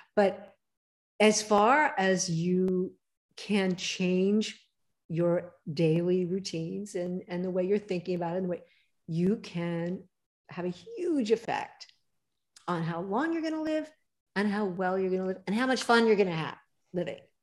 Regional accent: Pasadena, California, United States; also born or lived in Hollywood, Los Angeles; I grew up in LA. I, I grew up in Pasadena, actually, and was born in Hollywood, of all places to be born.

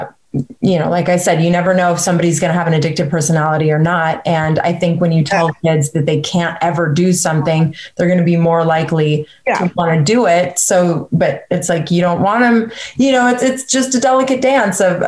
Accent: Bay Area, California, United States; I grew up in the Bay Area

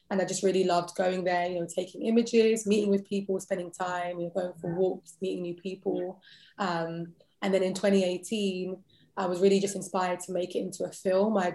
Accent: London, United Kingdom; accent: British; I was born and raised in London.

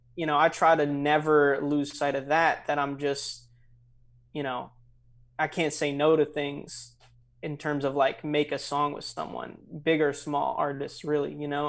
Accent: St. Louis Park, Minnesota, United States; now in Chicago, United States; I grew up in, uh, Saint Louis Park, Minnesota, which is right outside Minneapolis

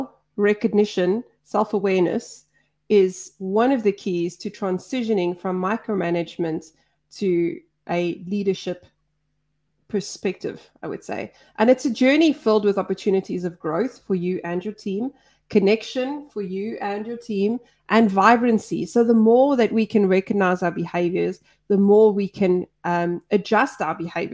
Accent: South Africa; I'm South African.

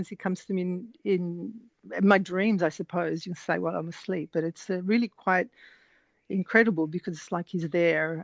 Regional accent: Australia; first language English; moved away as an adult; also born or lived in France; now in Italy; growing up in Australia, I said, I'm only speaking English

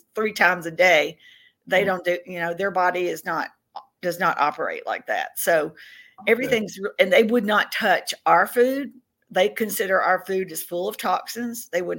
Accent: Tennessee, United States; now in Mississippi, United States; I'm from the South, and I grew up in Tennessee. I live in Mississippi now

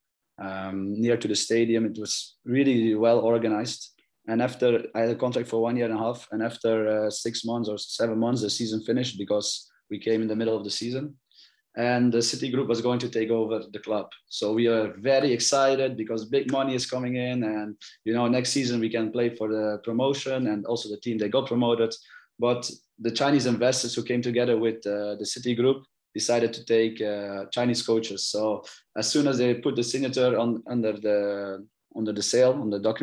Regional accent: Belgium; I'm born and raised in Belgium

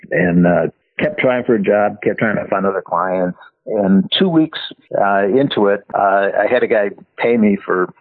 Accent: San Francisco, California, United States; I grew up in San Francisco

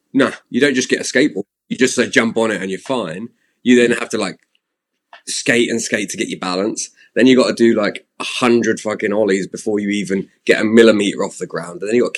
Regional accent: Slough, South East England, United Kingdom; now in Squamish, Canada

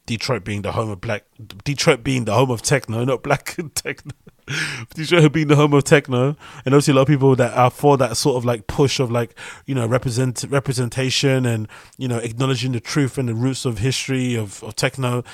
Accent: United Kingdom

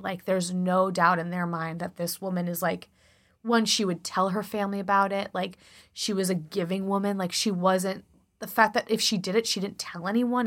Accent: Chicago, Illinois, United States; accent: Chicago; my Chicago accent, the more I drink, the more Chicago comes out

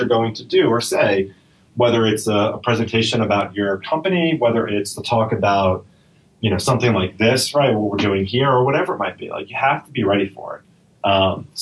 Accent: New York, United States; I speak fast. I'm a New Yorker. I'm from here

